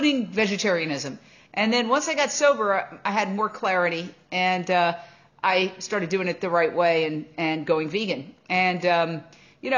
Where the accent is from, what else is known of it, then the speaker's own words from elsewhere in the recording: New York City, New York, United States; I grew up in Midtown Manhattan